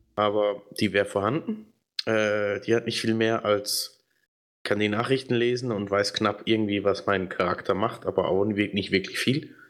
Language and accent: German; Switzerland; hier bei uns in der Schweiz